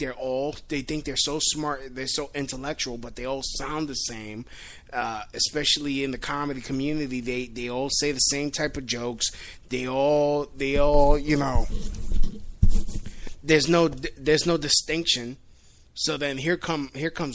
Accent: New York, United States; I'm from New York

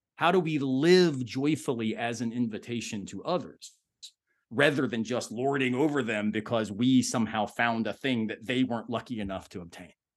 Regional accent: the South, United States; I'm born and raised in the South

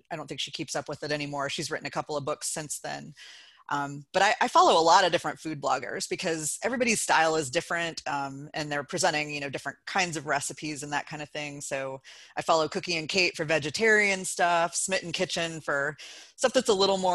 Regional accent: Athens, Ohio, United States; moved away as an adult; now in Cleveland Heights, United States; It's in Athens, Ohio, where I was born and grew up and lived for 28 years

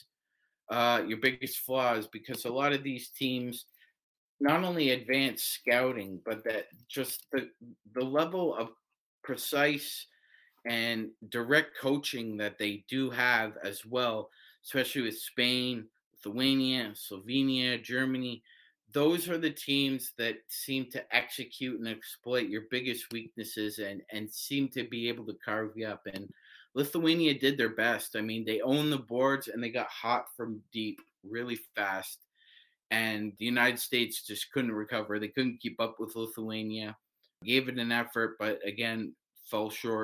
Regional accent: Canada; as a Canadian

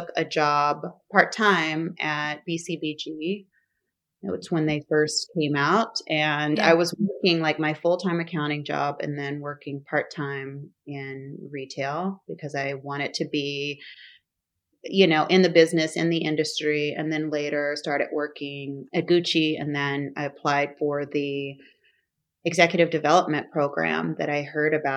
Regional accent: Oklahoma, United States; moved away as an adult; also born or lived in Dallas; now in Oakland, United States; I wasn't exposed to the business side of fashion growing up in Oklahoma

